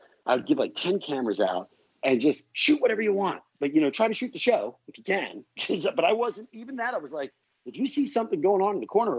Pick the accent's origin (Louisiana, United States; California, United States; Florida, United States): California, United States; Palmdale; we're all from Palmdale. And by the time I got done, our band was really equal to half the population of Palmdale.